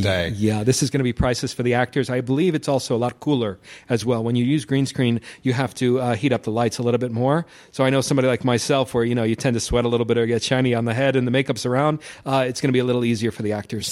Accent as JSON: {"language": "English", "region": "New York", "country": "United States", "said": "I'm from New York"}